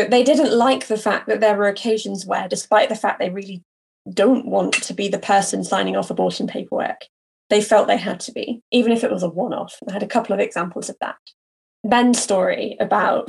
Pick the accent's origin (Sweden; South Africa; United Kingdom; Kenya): United Kingdom; As a Brit with no experience of the US context